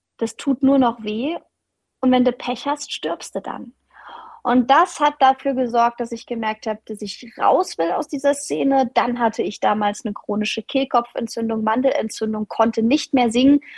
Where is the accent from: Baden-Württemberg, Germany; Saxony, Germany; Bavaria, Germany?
Saxony, Germany; Leipzig; ich bin eine richtige Leipzigerin. Ich bin in Leipzig aufgewachsen